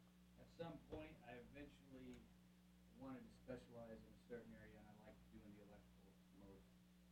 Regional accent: Willows, California, United States; Born and raised up here in Northern California, uh-huh. Willows.

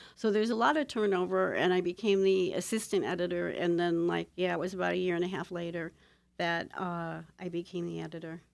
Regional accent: Toledo, Ohio, United States; moved away; I was born and raised in Toledo, Ohio, in the heart of the industrial belt.

